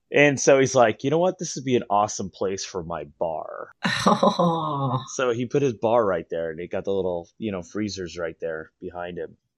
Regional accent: San Diego, California, United States; I'm a San Diego native

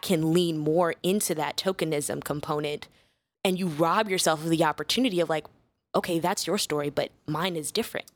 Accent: Chicago, Illinois, United States; I was originally born and raised in, uh, Chicago on the South Side

